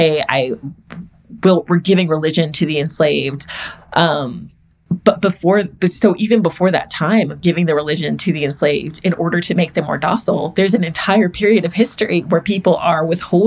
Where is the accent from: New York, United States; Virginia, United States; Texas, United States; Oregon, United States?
Texas, United States; I'm from Texas, and Texas is the lost cause capital of America